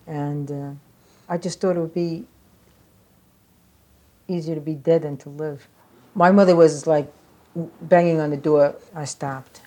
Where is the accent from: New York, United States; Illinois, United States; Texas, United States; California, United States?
New York, United States; New York City; born or raised there; accent: New York; also born or lived in Staten Island, New York